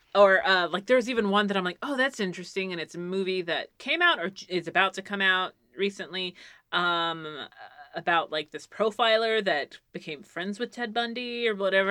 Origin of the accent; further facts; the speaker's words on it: Philadelphia, Pennsylvania, United States; I'm from I'm from Pennsylvania too